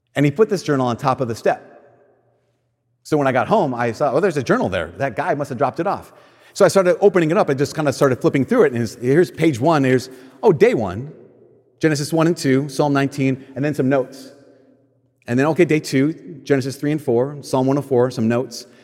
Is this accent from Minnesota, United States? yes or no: yes; Minnesota, United States; I'm from a place in Minnesota where people move too